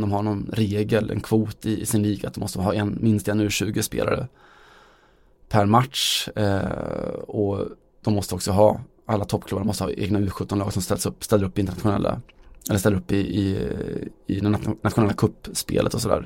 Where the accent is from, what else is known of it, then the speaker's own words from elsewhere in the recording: Västergötland, Västra Götaland, Sweden; vi är från Västergötland